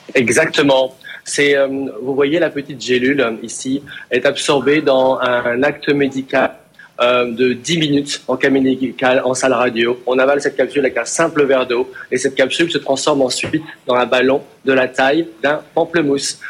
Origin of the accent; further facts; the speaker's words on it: France; en tant que Français